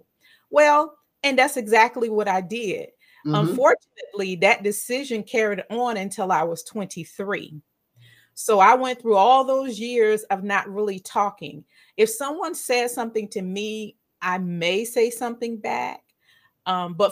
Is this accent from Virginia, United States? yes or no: yes; Virginia, United States; I live in the United States. I'm from Virginia.